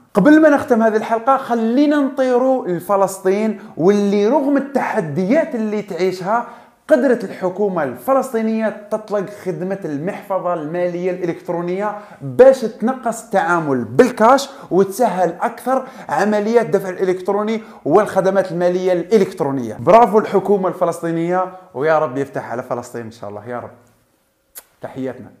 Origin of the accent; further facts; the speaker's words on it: Algeria; أنا كمواطن جزائري